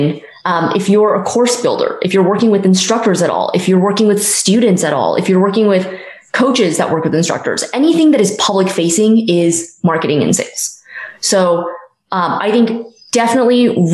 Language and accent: English; Silicon Valley, California, United States; I grew up in Silicon Valley, so startups were always something that I was surrounded